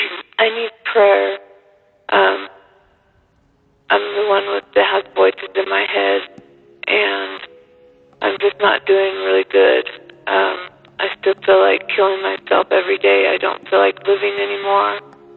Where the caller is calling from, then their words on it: California, United States; I'm calling from California.